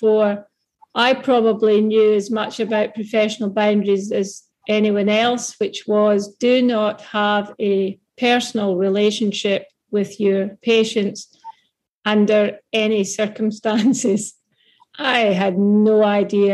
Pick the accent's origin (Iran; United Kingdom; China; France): United Kingdom; Mull of Kintyre, west coast of Scotland; moved away as an adult; also born or lived in Glasgow, Scotland / Perth, Australia; now in Queensland, Australia; I'm from Scotland. Some of the listeners may already have picked that up, from the west coast of Scotland